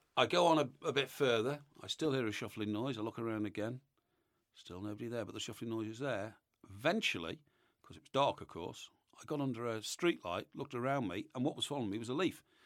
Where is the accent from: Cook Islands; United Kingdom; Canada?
United Kingdom; Chester, North West England; Chester Cathedral is my hometown cathedral